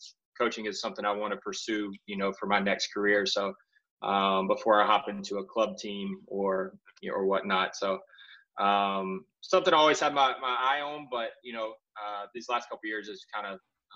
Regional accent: Mississippi, United States; I'm from Mississippi, retired professional

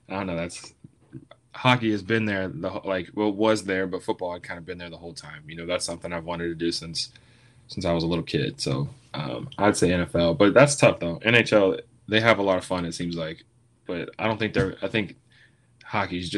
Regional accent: Knoxville, Tennessee, United States; I'm from Knoxville

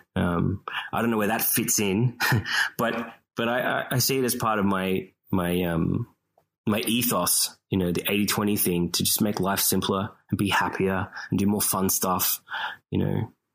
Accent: Australia; moved away; I'm the Australian guy

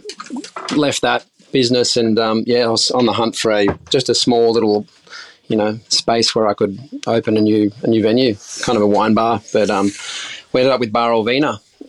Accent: Sydney, New South Wales, Australia; So I grew up in Sydney's inner west, and I studied at Sydney Uni, studied marine science

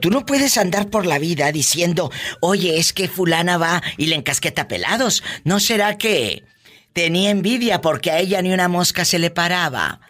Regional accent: Matamoros, Tamaulipas, Mexico; mi tierra es Matamoros, Tamaulipas

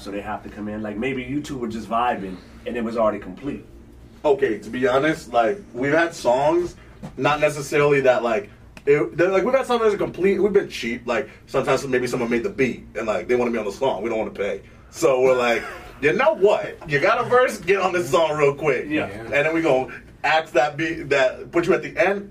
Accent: Vermont, United States; also born or lived in Sierra Leone; I was born in Sierra Leone, West Africa. Uh, but I moved to Vermont

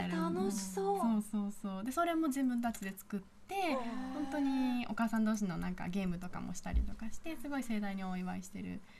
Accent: Peru; 特に私たちペルー人の女性は飾り付けが得意で日本人のスタッフは苦手なので、

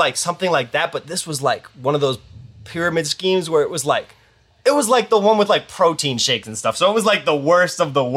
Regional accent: Connecticut, United States; I grew up in Connecticut on the East Coast and I went to college there

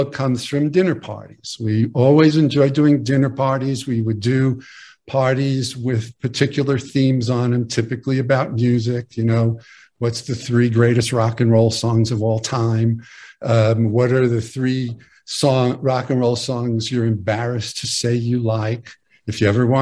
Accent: New York City, New York, United States; I grew up in a log cabin in the Bronx, New York

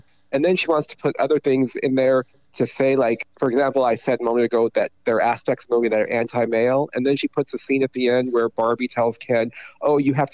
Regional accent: Taiwan; moved away; I was born in Taiwan, and my father was from China, my mother was from Taiwan

